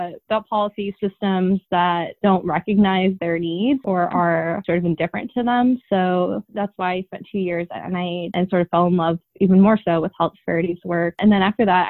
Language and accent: English; Long Island, New York, United States; also born or lived in Queens, New York; I was born in Queens. And then my parents actually moved us to Long Island